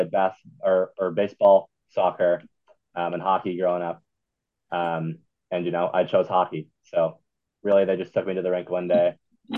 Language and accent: English; Manhattan Beach, California, United States; moved away as an adult; now in Utah, United States; we're from Manhattan Beach, California. So that's a suburb of LA. It's probably, 15 minutes south of Santa Monica